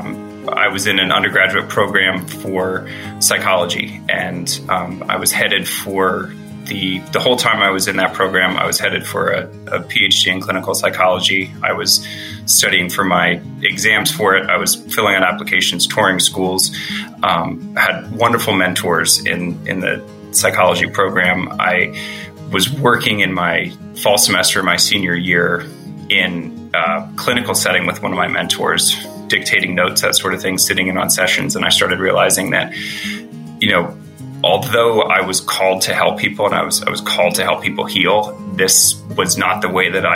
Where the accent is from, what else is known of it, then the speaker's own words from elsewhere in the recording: Pennsylvania, United States; also born or lived in Florida; We're both from Pennsylvania.